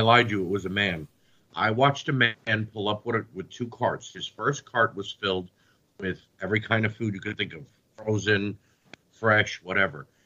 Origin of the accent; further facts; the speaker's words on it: United States; I'm a United States citizen. I was born and raised in the United States.